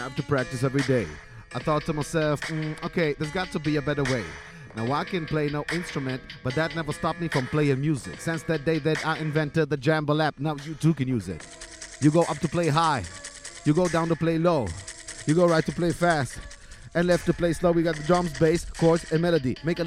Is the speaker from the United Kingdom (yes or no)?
no; Israel; I'm originally from Israel